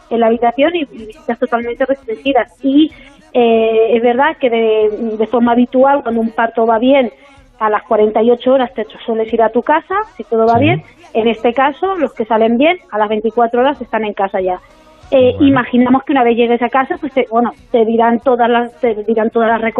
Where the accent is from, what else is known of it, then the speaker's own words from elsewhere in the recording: Tarazona, Aragon, Spain; como soy concejal en mi pueblo, en Tarazona